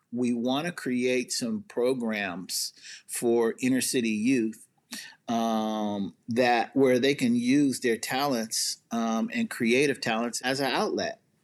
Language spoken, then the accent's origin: English; Seattle, Washington, United States; so I grew up in the central area, obviously, in Seattle.